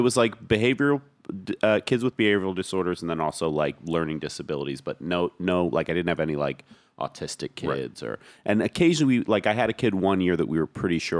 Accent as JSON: {"language": "English", "region": "Pennsylvania", "country": "United States", "lives_now": "New York City, United States", "said": "and I'm coming there from Pennsylvania"}